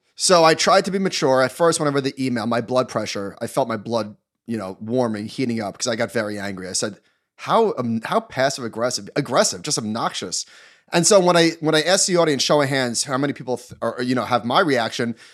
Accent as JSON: {"language": "English", "region": "New York", "country": "United States", "said": "I'm a New Yorker"}